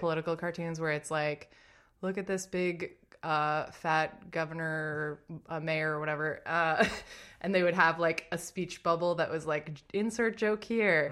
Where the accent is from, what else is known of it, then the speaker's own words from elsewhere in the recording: Lynnfield, Massachusetts, United States; I'm from Massachusetts, just outside of Boston